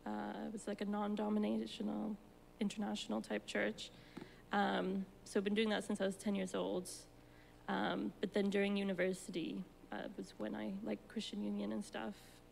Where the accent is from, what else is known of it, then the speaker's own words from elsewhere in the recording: Cyprus; now in London, United Kingdom; born and raised in Cyprus, one American parent, one American Cypriot parent. But I've been in the UK for about almost 12 years now.